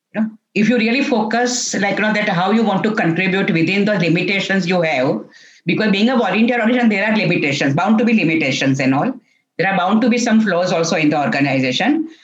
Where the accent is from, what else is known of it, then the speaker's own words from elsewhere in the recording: Mumbai, Maharashtra, India; I'm born and brought up in Mumbai